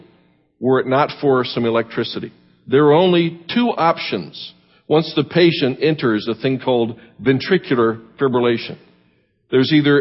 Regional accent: Miami, Florida, United States; now in Tampa, United States; I grew up in Miami

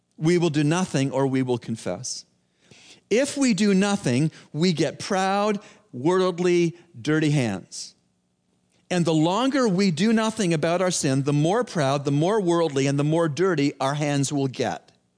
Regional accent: Toronto, Ontario, Canada; I'm from Toronto

